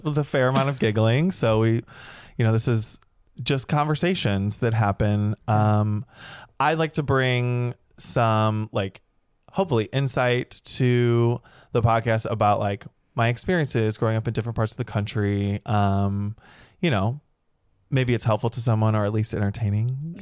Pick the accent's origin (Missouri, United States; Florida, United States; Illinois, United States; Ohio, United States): Missouri, United States; St. Louis; moved away as an adult; also born or lived in Chicago; now in Los Angeles, United States; I'm from the Midwest. I grew up in Saint Louis, Missouri